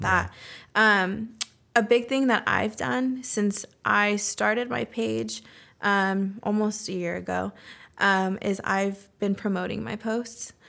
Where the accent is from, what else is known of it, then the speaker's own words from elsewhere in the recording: Roseville, California, United States; first language Spanish; English is a second language; also born or lived in San Diego / Bay Area; now in Sacramento, United States; I was born in San Diego, mm-hmm. but we moved um, to the Bay Area when I was um, a kid, and then from there we moved to Roseville